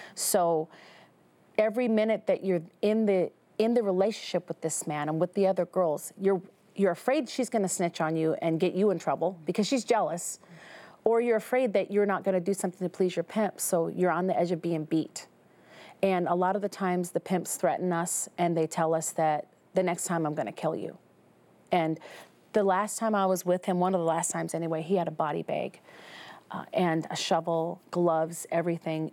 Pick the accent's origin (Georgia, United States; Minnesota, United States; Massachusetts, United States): Minnesota, United States; now in Las Vegas, United States; in Las Vegas. I'm from Minnesota originally.